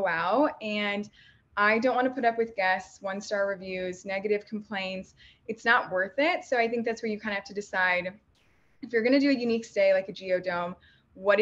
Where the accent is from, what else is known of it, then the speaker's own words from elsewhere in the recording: Midwest, United States; I'm from the Midwest